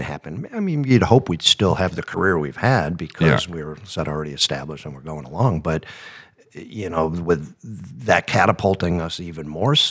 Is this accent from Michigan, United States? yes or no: no; Buffalo, New York, United States; We're just kids from Buffalo, New York